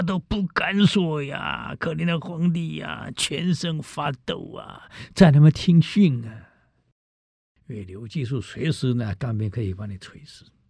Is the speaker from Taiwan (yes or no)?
yes; Taiwan; 我们台湾人没有真正被冻过